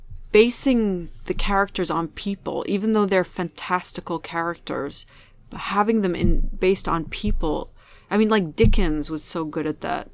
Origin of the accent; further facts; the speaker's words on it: England, United Kingdom; also born or lived in Beirut, Lebanon; England is where I grew up, and it's the place that sort of took my family in when we were immigrants